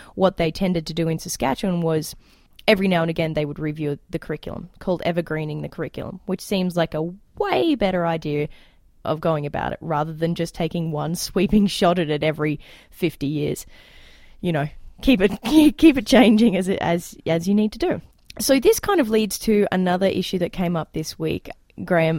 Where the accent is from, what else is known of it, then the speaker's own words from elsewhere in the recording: Queensland, Australia; now in Alberta, Canada; when I grew up in Australia, we had a lot in the Queensland public education system